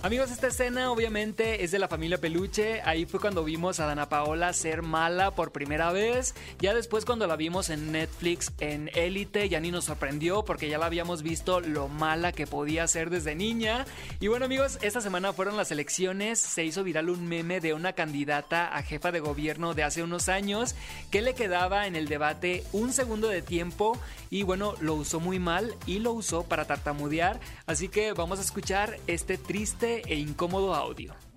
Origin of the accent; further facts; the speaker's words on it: Sinaloa, Mexico; moved away; yo soy de Sinaloa, allá es una hora menos